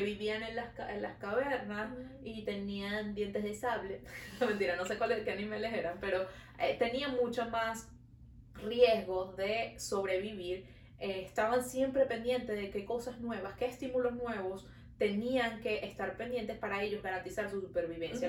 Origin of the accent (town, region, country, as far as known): Venezuela; now in Montreal, Canada